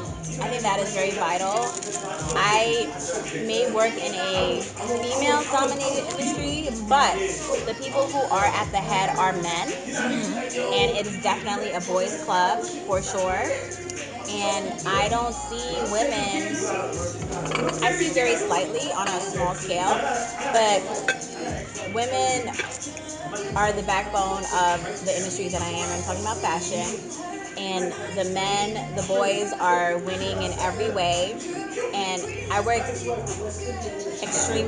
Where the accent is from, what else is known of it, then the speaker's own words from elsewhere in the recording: St. Kitts & Nevis; now in United States; I'm from St. Kitts. I was born in St. Kitts.